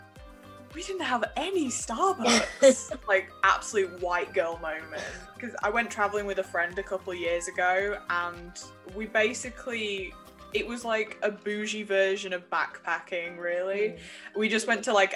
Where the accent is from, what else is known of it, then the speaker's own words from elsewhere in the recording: the north of England, United Kingdom; the northerner in me